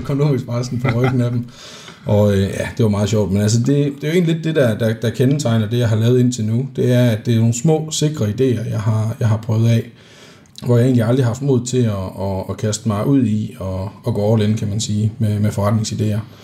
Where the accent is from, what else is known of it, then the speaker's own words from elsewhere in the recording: Denmark; vi er fra Jylland